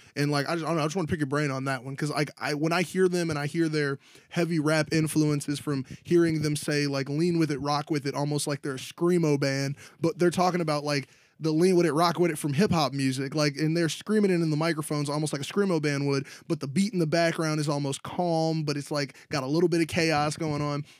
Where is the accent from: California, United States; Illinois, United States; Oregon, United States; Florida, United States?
Illinois, United States; Chicago; we're from Chicago